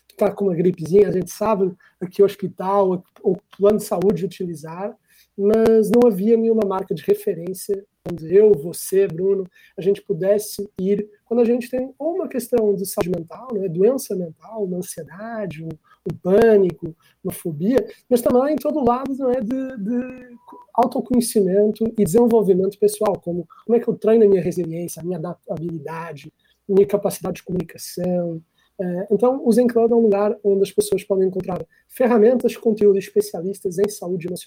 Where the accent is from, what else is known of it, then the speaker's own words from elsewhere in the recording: Portugal; é, sou português